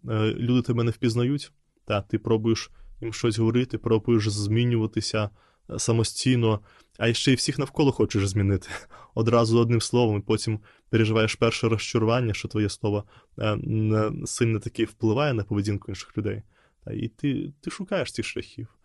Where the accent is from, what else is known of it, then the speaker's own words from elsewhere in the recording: Belarus; Ukrainian is a second language; moved away as an adult; now in Ukraine; я виїхав з Білорусі, я до монастиря поїхав в Україну. І це було для мене якраз таким ще й зовнішнім певним знаком, що я залишаю дім свій